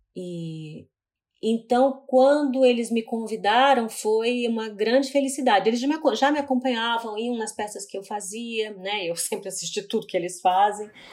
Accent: Curitiba, Paraná, Brazil; now in São Paulo, Brazil; eu sou de Curitiba, eu vivi boa parte da minha vida lá

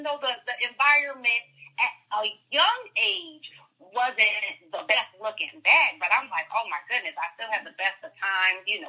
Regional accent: Bridgeport, Connecticut, United States; I am from Bridgeport, Connecticut

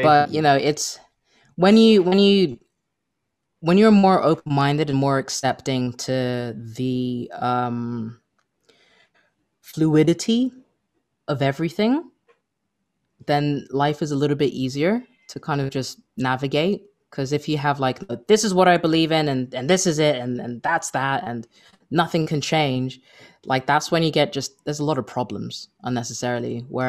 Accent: United Kingdom; because when I go over there, like, like being British, I'll be like, oh, that's terrific.

